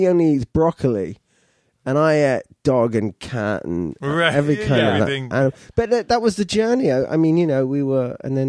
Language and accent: English; London, United Kingdom; moved away as an adult; now in United States; I'm a nice Jewish boy from Northwest London.